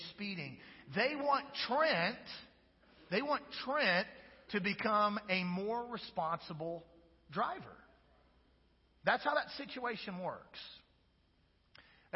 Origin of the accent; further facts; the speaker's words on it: Kansas, United States; moved away; I'm from Kansas